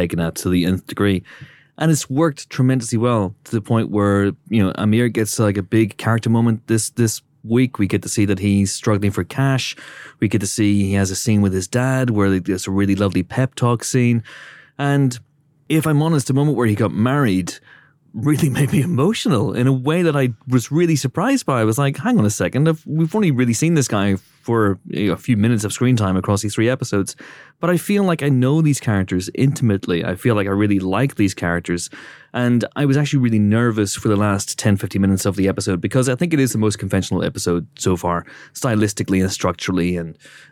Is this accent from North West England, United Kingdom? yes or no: no; County Down, Northern Ireland, United Kingdom; I'm from County Down.